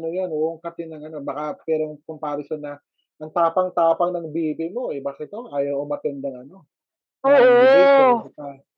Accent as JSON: {"language": "Tagalog", "town": "Davao City", "region": "Davao Region", "country": "Philippines", "said": "for us sa Davao"}